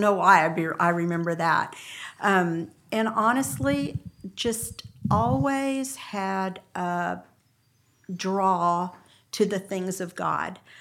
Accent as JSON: {"language": "English", "town": "San Antonio", "region": "Texas", "country": "United States", "tie": "born or raised there", "said": "I grew up in San Antonio"}